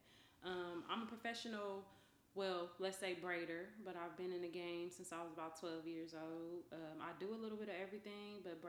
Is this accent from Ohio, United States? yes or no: yes; Ohio, United States; moved away as an adult; also born or lived in Columbus, Ohio; now in Texas, United States; Ohio, originally. I moved to Columbus.